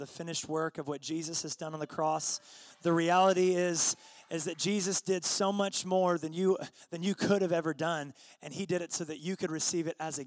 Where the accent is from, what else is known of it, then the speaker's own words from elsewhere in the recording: Seattle, Washington, United States; moved away as an adult; now in Redding, United States; I'm from Seattle, Washington. I've been in Redding for about 7 years.